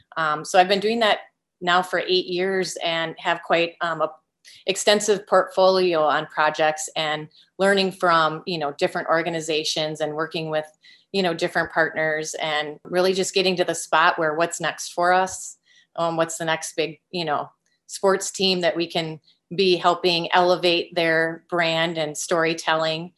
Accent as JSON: {"language": "English", "town": "Green Bay", "region": "Wisconsin", "country": "United States", "tie": "born or raised there", "also_born_or_lived": "Northfield, Minnesota", "said": "I am a Green Bay native, born and raised in Green Bay, Wisconsin, lifelong Packers fan"}